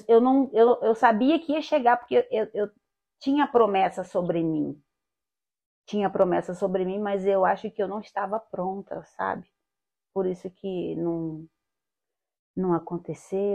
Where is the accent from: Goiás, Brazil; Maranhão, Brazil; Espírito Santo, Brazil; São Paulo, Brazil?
Goiás, Brazil; moved away as an adult; also born or lived in Goiânia; now in Rio de Janeiro, Brazil; a minha infância foi, foi no interior, na roça, meu pai era agricultor